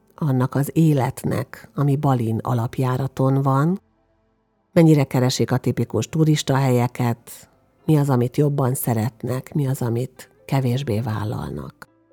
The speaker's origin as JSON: {"language": "Hungarian", "country": "Hungary", "said": "magyarként külföldön"}